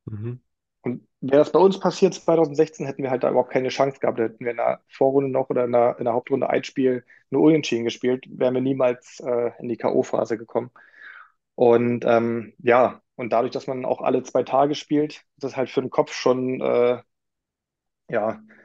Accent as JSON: {"language": "German", "region": "Berlin", "country": "Germany", "tie": "born or raised there", "said": "gebürtig äh, war schon richtig, dass ich in Berlin geboren wurde"}